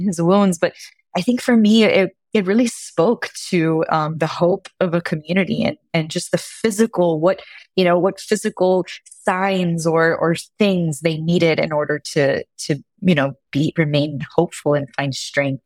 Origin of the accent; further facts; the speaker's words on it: Miami, Florida, United States; I'm Cuban American and I'm originally from Miami, Florida